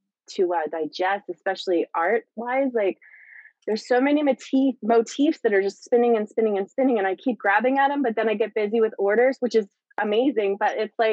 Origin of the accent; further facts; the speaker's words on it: Bucks County, Pennsylvania, United States; also born or lived in Philadelphia; we lived in Philadelphia, and then I grew up in Bucks County